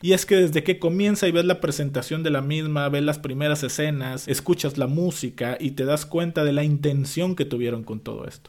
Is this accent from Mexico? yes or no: yes; Mexico; en mi caso como mexicano